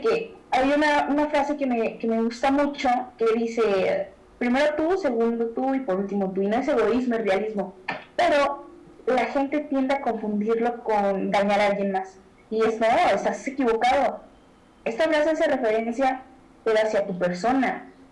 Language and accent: Spanish; Mexico; nosotros como mexicanos